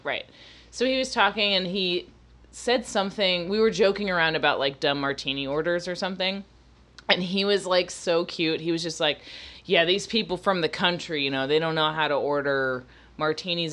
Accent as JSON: {"language": "English", "region": "Florida", "country": "United States", "tie": "born or raised there", "also_born_or_lived": "Massachusetts", "moved": "yes", "said": "growing up in Florida, I was around so many black people"}